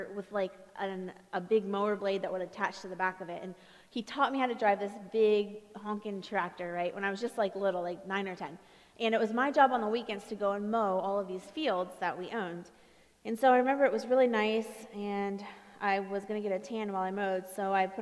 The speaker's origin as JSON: {"language": "English", "region": "Ohio", "country": "United States", "said": "I come from Ohio, and the place I'm from, we had one street light"}